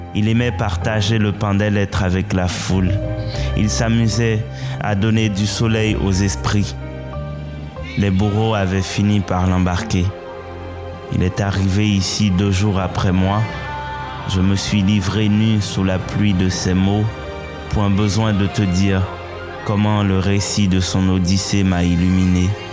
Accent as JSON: {"language": "French", "country": "Haiti", "tie": "born or raised there", "first_language": "Haitian Creole", "second_language": "French", "said": "étant haïtien et en grandi en Haïti, mon imaginaire, il est plutôt lié à ma langue première, euh, ma langue maternelle, euh, le créole haïtien."}